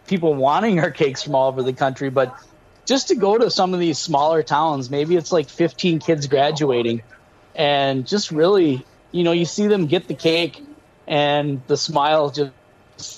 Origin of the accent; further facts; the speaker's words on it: Red Wing, Minnesota, United States; Red Wing, you know, my hometown here